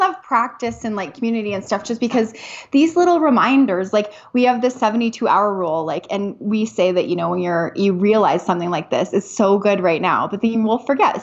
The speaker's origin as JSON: {"language": "English", "country": "Canada", "moved": "as an adult", "lives_now": "United States", "said": "I am a Canadian. I am a Canadian"}